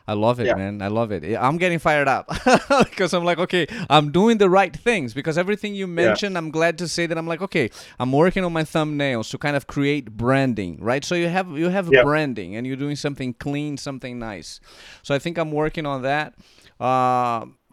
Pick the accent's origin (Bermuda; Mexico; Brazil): Brazil; moved away as an adult; now in United States; I was born and raised in Brazil